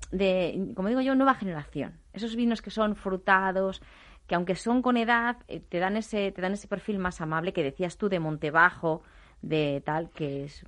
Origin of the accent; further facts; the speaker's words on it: Ribera del Duero, Castile and León, Spain; yo que me crié en Ribera del Duero